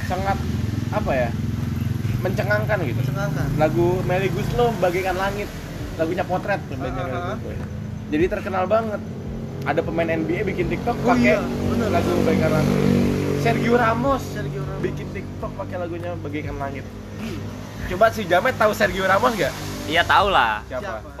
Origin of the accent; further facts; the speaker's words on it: Kupang, East Nusa Tenggara, Indonesia; dulu kita orang Kupang terus mencari rezeki di Pulau Jawa